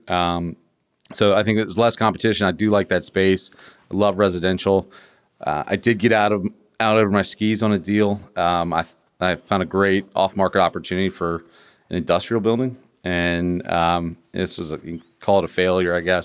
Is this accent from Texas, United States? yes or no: no; Virginia, United States; I'm from Virginia